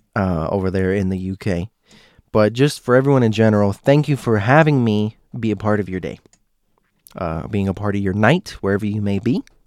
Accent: United States; my Americans

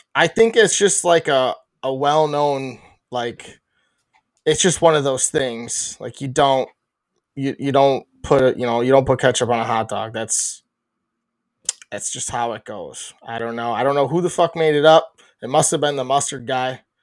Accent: Chicago, Illinois, United States; being a Chicagoan or a, a person from Chicago ish

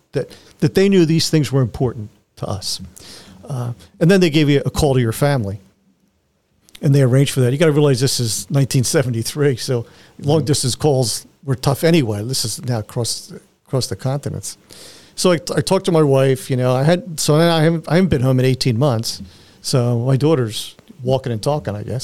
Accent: Philadelphia, Pennsylvania, United States; I grew up in Philly, so I was used to heat and humidity

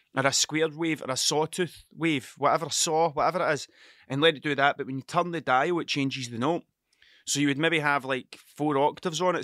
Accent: Scotland, United Kingdom; I'm Scottish

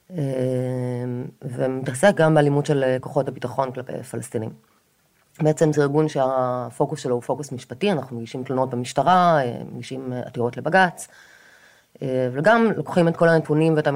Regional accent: Kfar Aza, Southern District, Israel; now in Tel Aviv, Israel; אה, גר בתל אביב כבר 20 שנה בערך, אפילו יותר. אבל נולדתי וגדלתי בקיבוץ כפר עזה, ורוב המשפחה שלי עדיין גרה שם.

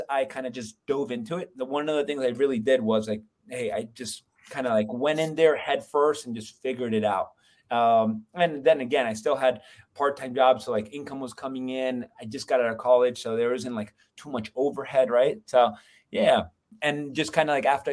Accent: Florida, United States; moved away as an adult; also born or lived in Colombia; now in Lehigh Valley, United States; I'm from Florida originally. I was born in Columbia, but I came up to PA for wrestling

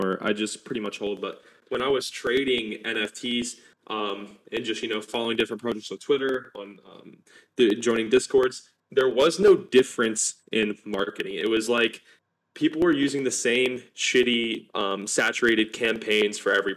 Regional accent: Alabama, United States; I'm from Alabama, United States.

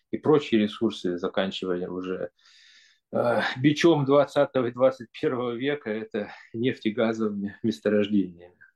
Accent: Siberia, Russia; Э, да, сибиряки, в общем-то, и мы так с детства привыкли говорить о себе и о своих э, соседях.

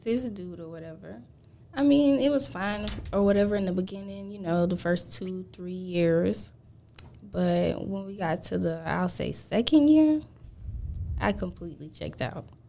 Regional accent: Gainesville, Georgia, United States; I'm from Gainesville, Georgia

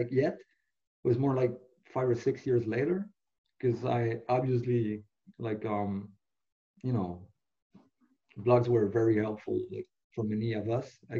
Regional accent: Montreal, Quebec, Canada; first language French; English is a second language; I'm from Montreal, originally, not exactly in the city, but like across the bridge.

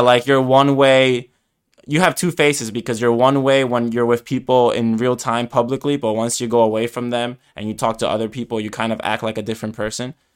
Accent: New York, United States; first language Spanish; I was born in the U S, like, in New York

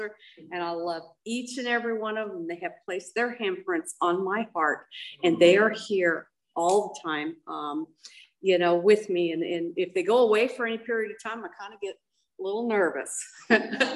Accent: Monrovia, California, United States; I was raised up in Monrovia

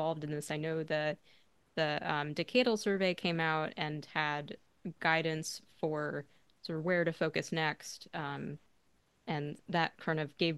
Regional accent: Arizona, United States; I grew up in Arizona

